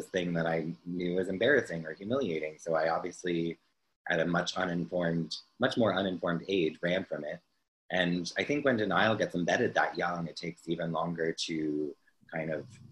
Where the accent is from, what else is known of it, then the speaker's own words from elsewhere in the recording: New Jersey, United States; I was born in Jersey